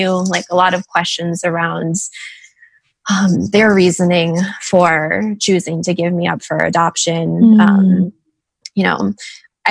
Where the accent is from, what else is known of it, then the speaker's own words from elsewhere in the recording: Washington, District of Columbia, United States; now in Los Angeles, United States; I'm from Washington, D.C. Like, that's where I grew up.